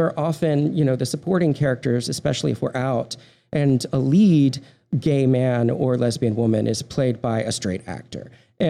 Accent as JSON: {"language": "English", "region": "Texas", "country": "United States", "said": "That and the fact that I am from Texas."}